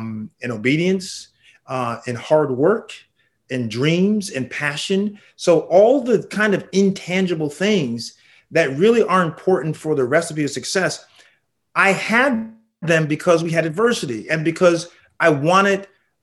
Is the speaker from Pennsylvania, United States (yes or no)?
no; Danbury, Connecticut, United States; I grew up in a small town in Connecticut called Danbury.